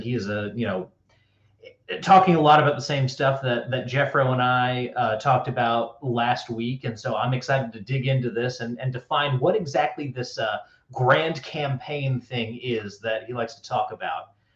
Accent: North Carolina, United States; I'm from North Carolina

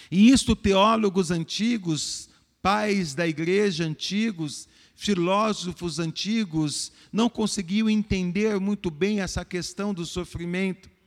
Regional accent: Brazil; para nós que somos brasileiros, para nós que somos pobres

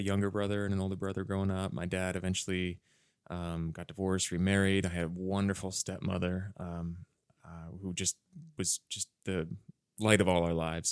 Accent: Wayne, Pennsylvania, United States; moved away as an adult; also born or lived in Bryn Mawr, Pennsylvania; now in Los Angeles, United States; I grew up in a, in a small suburb, uh, of Philadelphia called Wayne

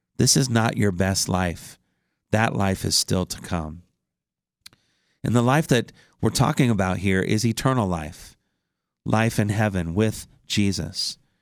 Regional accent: Indiana, United States; my home state of Indiana

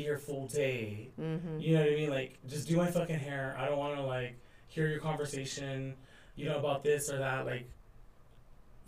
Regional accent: Riverside, California, United States; also born or lived in Inland Empire; raised in Riverside

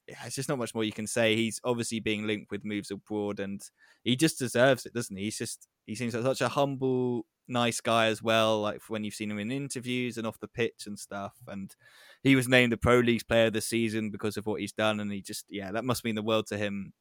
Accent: England, United Kingdom

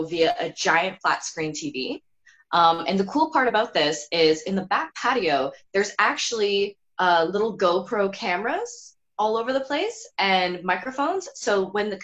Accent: Burlington, Ontario, Canada; I'm from Burlington, that's how everyone is there.

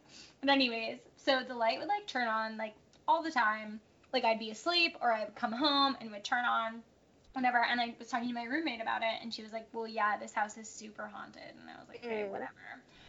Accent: New England, United States; I grew up in New England. I feel like that's, like, kind of New England's vibe, like, spooky.

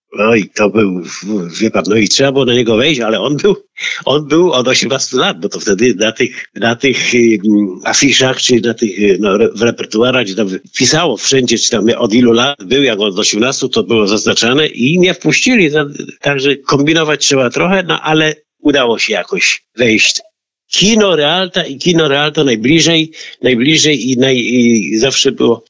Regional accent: Poznań, Greater Poland, Poland; ja się urodziłem na Winiarach, w Poznaniu oczywiście, ale to była dzielnica taka na obrzeżach Poznania.

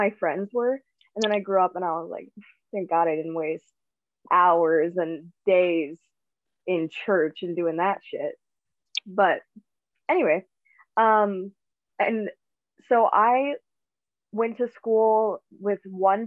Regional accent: Owen, Wisconsin, United States; I grew up in Owen, Wisconsin, which is in central, like very central Wisconsin

